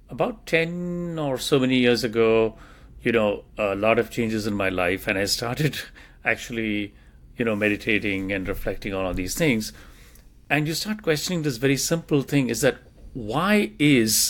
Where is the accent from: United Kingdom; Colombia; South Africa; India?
India; moved away as an adult; growing up in India